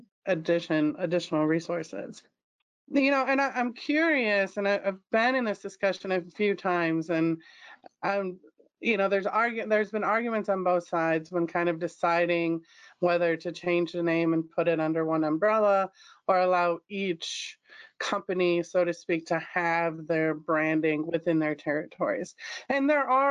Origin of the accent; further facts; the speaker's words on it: Chicago, Illinois, United States; I'm from Chicago